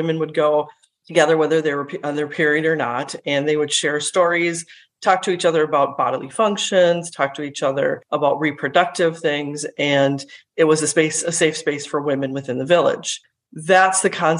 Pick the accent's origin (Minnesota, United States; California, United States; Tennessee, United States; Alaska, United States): Minnesota, United States; also born or lived in India; I was born in India, but grew up in Minnesota itself